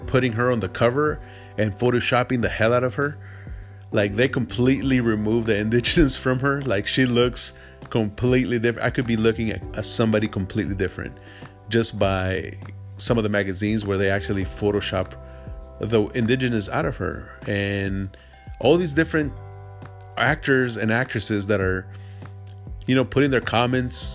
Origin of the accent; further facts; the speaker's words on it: El Salvador; now in United States; I am Salvadorian. You know, I was born in El Salvador